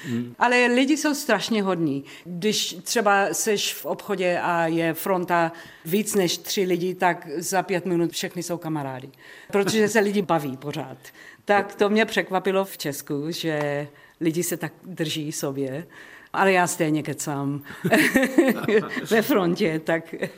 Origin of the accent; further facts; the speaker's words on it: Johannesburg, Gauteng, South Africa; Czech is a second language; moved away; Já jsem z Johannesburgu